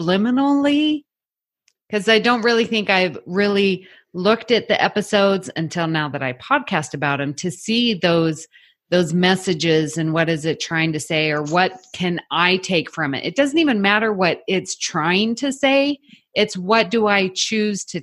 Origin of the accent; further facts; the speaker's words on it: Salt Lake City, Utah, United States; moved away as an adult; also born or lived in Houston, Texas; when we were raised in Salt Lake City, Utah, very homogeneous population